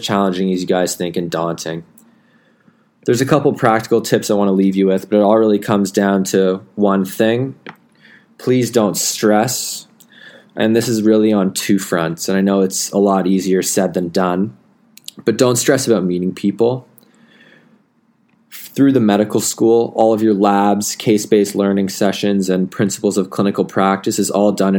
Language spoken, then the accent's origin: English; Canada; moved away as an adult; now in Melbourne, Australia; as a Canadian international